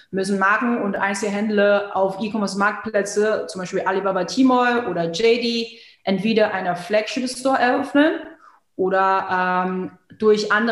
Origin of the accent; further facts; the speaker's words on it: China; moved away as an adult; now in Germany; ich bin gebürtige Chinesin und äh, lebe seit 2006 in Deutschland.